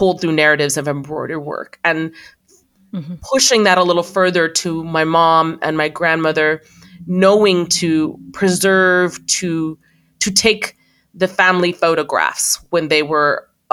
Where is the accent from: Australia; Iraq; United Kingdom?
Iraq; now in United States; I was born in Iraq, moved to the States at some point.